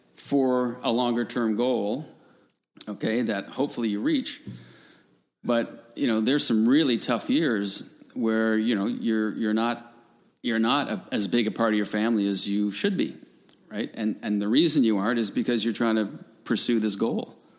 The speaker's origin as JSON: {"language": "English", "region": "Newfoundland and Labrador", "country": "Canada", "tie": "born or raised there", "said": "I grew up in Newfoundland"}